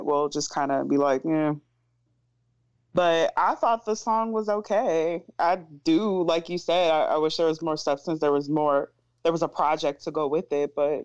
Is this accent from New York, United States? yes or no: yes; New York, United States; as a New Yorker